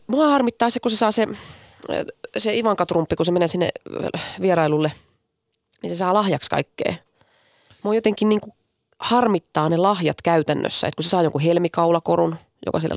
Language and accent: Finnish; Finland; olen Suomesta